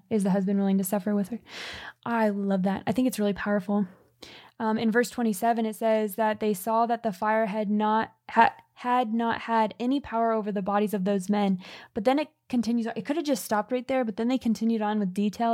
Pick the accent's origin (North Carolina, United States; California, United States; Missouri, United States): California, United States; We grew up in California